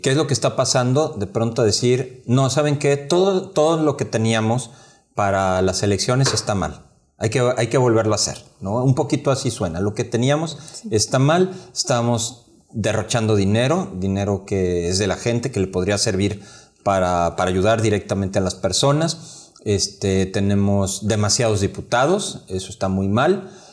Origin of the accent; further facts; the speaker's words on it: Mexico; como mexicanos